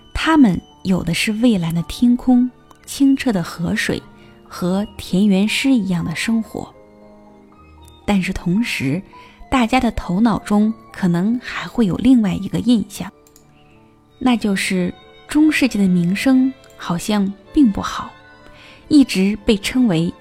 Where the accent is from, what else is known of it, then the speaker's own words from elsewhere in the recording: China; 我们中国人